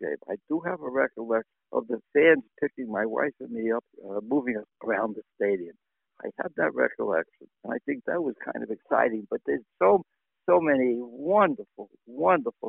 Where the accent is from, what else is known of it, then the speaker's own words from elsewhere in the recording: New York City, New York, United States; moved away; also born or lived in Miami Beach, Florida; born and bred in Brooklyn